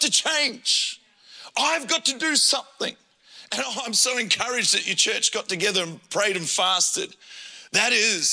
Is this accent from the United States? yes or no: no; Adelaide, South Australia, Australia; I grew up in Adelaide and born there